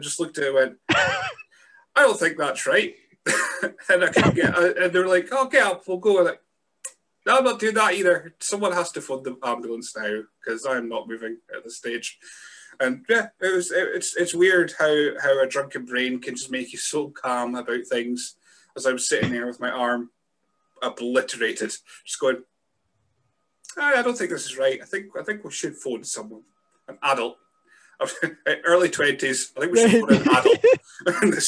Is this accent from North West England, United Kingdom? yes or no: no; Scotland, United Kingdom; as a Scot